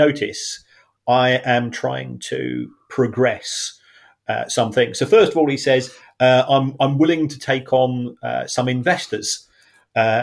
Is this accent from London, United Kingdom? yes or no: yes; London, United Kingdom; moved away; We're both from South London